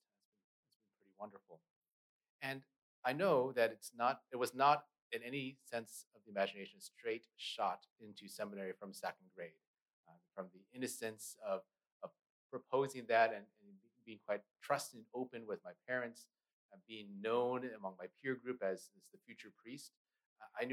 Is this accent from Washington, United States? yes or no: yes; Pasco, Washington, United States; they had sent me to Catholic school growing up in Pasco